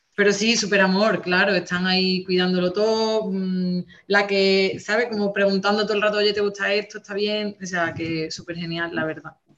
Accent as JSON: {"language": "Spanish", "region": "Andalusia", "country": "Spain", "also_born_or_lived": "Catalonia", "said": "yo soy rubia, andaluza"}